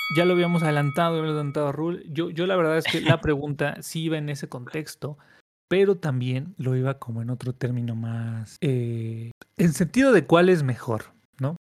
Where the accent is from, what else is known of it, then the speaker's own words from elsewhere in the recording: Mexico; somos mexicanos